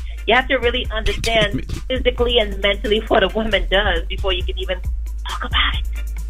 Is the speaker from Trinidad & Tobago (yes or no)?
yes; Trinidad & Tobago; I'm feeling blessed that I'm a Trinidadian and it's Trinidad Carnival Week.